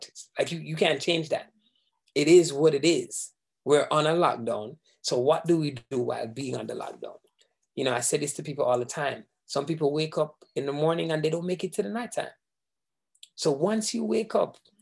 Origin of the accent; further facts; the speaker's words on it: Jamaica; moved away; I am Jamaican, born, bred, everything Jamaican